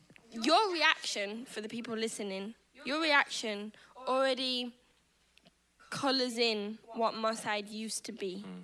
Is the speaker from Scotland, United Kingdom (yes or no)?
no; Manchester, North West England, United Kingdom; I was brought up in Manchester.